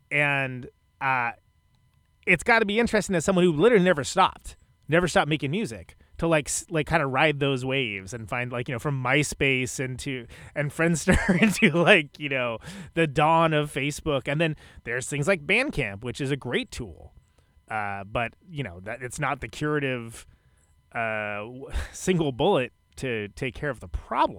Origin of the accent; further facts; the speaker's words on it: West Coast, United States; now in Milwaukee, United States; I live in Milwaukee now, but I come from the West Coast